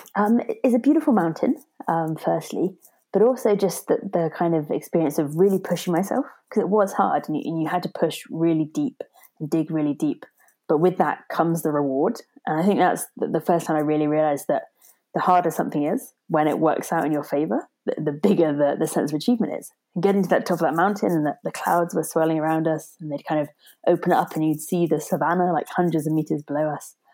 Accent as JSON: {"language": "English", "town": "Torbay", "region": "South West England", "country": "United Kingdom", "tie": "born or raised there", "said": "I grew up in South Devon, um, a place called Torbay"}